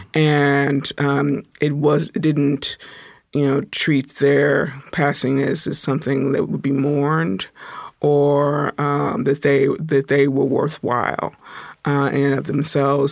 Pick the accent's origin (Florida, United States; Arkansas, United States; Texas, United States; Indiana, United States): Indiana, United States; Indianapolis; now in Tacoma, United States; I'm originally from Indianapolis, Indiana